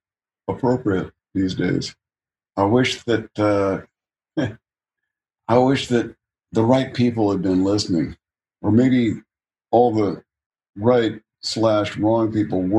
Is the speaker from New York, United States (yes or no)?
no; California, United States; I was born here, raised here for the most part